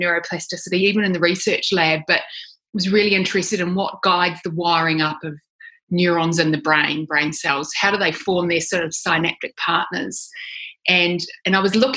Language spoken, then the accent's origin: English; New Zealand; moved away as an adult; now in Sydney, Australia; I'm a New Zealander. I grew up in New Zealand. I've lived in Sydney, Australia for about 20 years